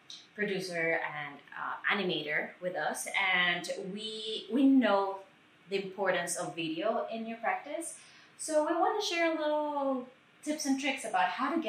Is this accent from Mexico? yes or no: yes; Mexico; moved away; I'm from Mexico